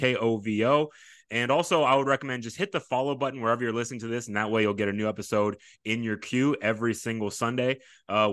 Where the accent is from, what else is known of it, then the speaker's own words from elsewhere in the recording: Sugar Land, Texas, United States; I'm from the Sugar Land area, I'm from Fort Bend, played at Fort Bend Austin in high school